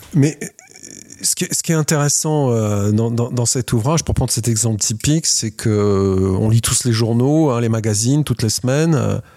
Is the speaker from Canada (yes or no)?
no; France; on est français, on fait du design en France